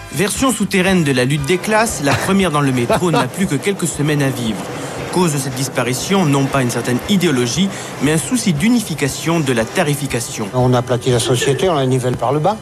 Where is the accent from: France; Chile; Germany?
Germany; French is a second language; moved away; je suis allemande